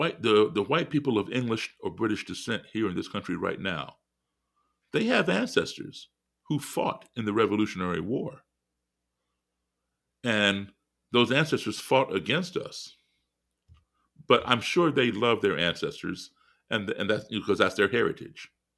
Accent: Chicago, Illinois, United States; Even though I was born in Chicago, my parents are from Virginia.

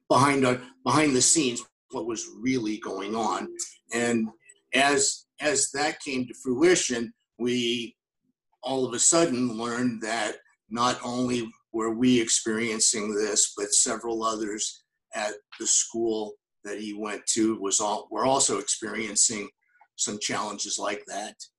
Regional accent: Las Vegas, Nevada, United States; moved away; I grew up in Las Vegas

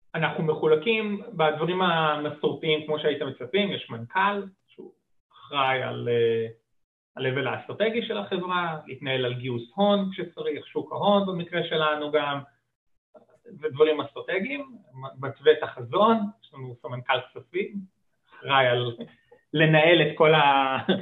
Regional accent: Israel

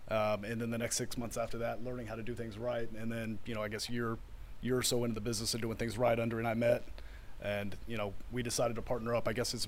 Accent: Houston, Texas, United States; I was born and raised in, well, not born and raised in Copperfield, but I grew up in Copperfield

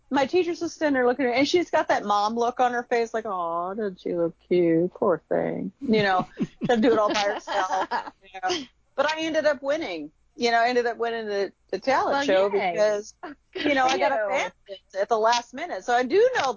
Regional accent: Chicago, Illinois, United States; my brother and I, we grew up in Chicago, Illinois, back in the 60s

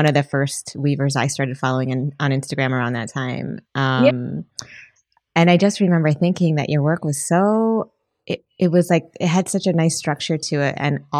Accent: Michigan, United States; I'm from Michigan.

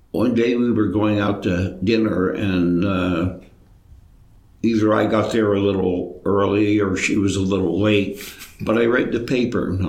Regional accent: Altoona, Pennsylvania, United States; I was born in Altoona, Orthodox parents, Orthodox families. For reasons I don't know, I was baptized in Johnstown

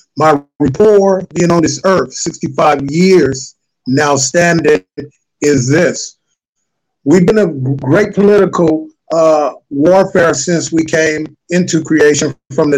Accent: Los Angeles, California, United States; growing up amongst the Hard Knots, along with all the other people in the struggle right here in South Central LA.

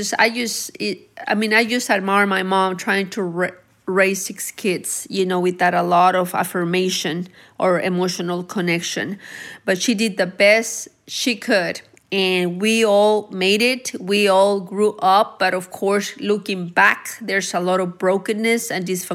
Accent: Anáhuac, Nuevo León, Mexico; also born or lived in Texas; now in Cedar Park, United States; I was raised in Mexico, which is Anahuac, Nuevo León

